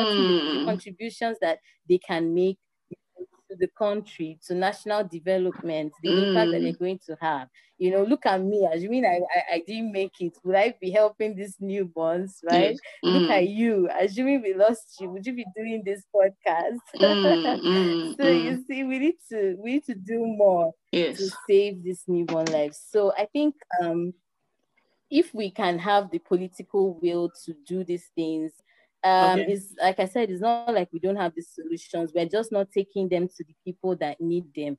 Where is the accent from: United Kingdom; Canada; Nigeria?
Nigeria